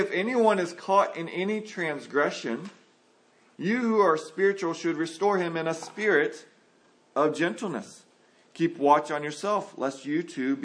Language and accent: English; San Antonio, Texas, United States; I grew up in San Antonio, Texas